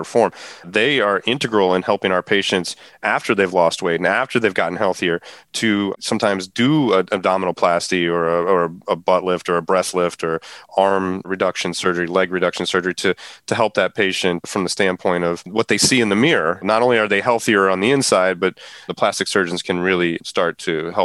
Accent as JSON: {"language": "English", "town": "St. Louis", "region": "Missouri", "country": "United States", "moved": "yes", "lives_now": "Cranford, New Jersey, United States", "said": "We're from the St. Louis area, both my wife"}